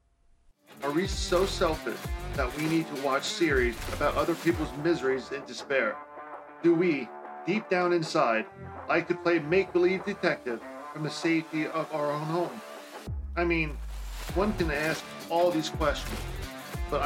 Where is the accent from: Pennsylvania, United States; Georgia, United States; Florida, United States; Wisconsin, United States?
Pennsylvania, United States; Central; Growing up in Central PA, I was that one kid that always had a book in his hand